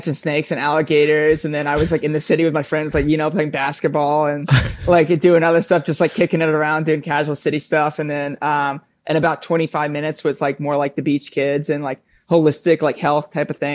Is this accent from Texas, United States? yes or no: no; Palm Bay, Florida, United States; now in Bronx, New York, United States; I grew up in Brevard County in Palm Bay, Florida